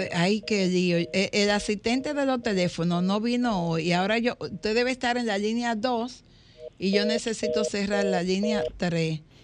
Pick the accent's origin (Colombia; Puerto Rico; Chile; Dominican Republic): Dominican Republic; somos dominicanos